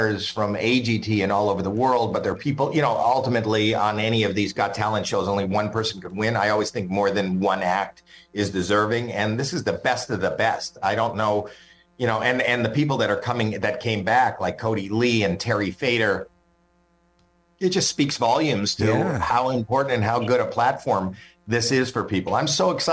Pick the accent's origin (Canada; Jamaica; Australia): Canada; I'm Canadian